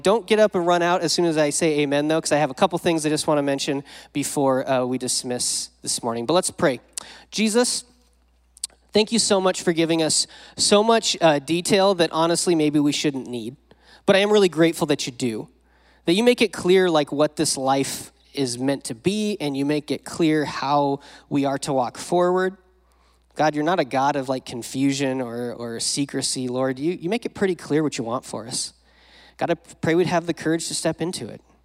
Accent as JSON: {"language": "English", "region": "Wyoming", "country": "United States", "tie": "born or raised there", "moved": "yes", "lives_now": "Modesto, United States", "said": "I didn't grow up around here. I grew up in Wyoming."}